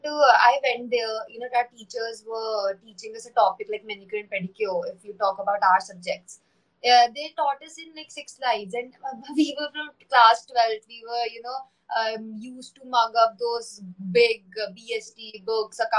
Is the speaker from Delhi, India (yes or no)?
yes; Delhi, India; I am from Delhi